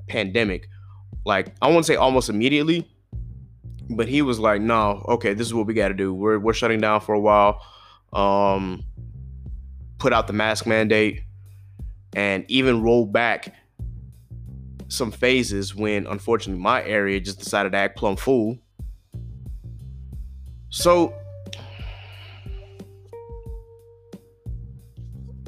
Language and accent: English; South Carolina, United States; I grew up in Ruby Red, South Carolina